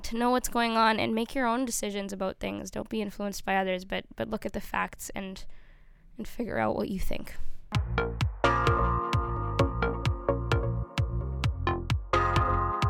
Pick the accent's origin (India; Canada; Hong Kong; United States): Canada; we as a Canadian people and with our Indigenous brothers and sisters have a difficult past